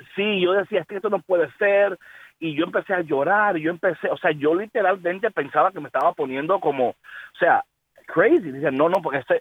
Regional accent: New York, United States; now in Chicago, United States; Nací en Brooklyn, New York, ahí, ahí me crié en Brooklyn, New York

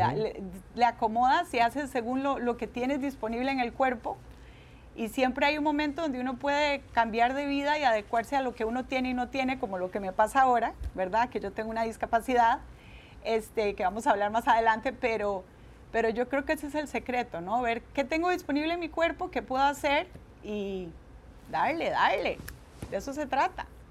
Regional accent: Guadalupe, San José, Costa Rica; moved away as an adult; also born or lived in United States; yo nací en Costa Rica y soy la menor de una familia de siete hijos.

